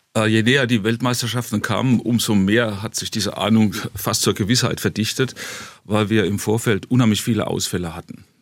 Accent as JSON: {"language": "German", "town": "Ludwigshafen", "region": "Rhineland-Palatinate", "country": "Germany", "tie": "born or raised there", "said": "ich bin als gebürtiger Kurpfälzer"}